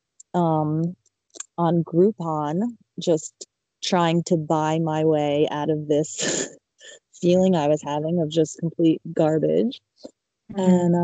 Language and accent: English; Middletown, New Jersey, United States; I was born and raised in Middletown, New Jersey